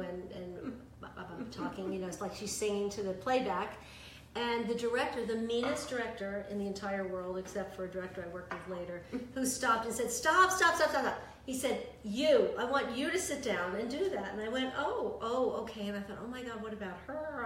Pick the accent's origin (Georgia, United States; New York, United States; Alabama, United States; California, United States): New York, United States; New York City; also born or lived in Yonkers, New York; In the Bronx, and then we moved to Yonkers